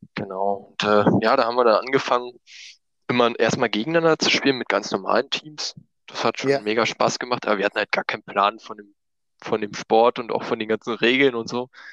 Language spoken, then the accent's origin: German; Eisenhüttenstadt, Brandenburg, Germany; also born or lived in Berlin; Ich komme aus der Nähe von Berlin, äh, Nähe von Frankfurt-Oder. Bin mhm. ich aufgewachsen im schönen Brandenburg, nahe an der polnischen Grenze.